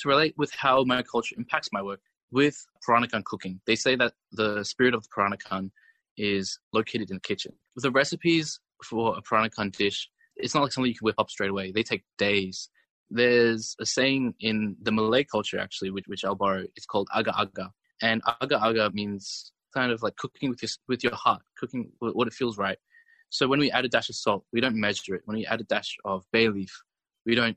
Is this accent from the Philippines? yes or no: no; Australia; my experience growing up in Australia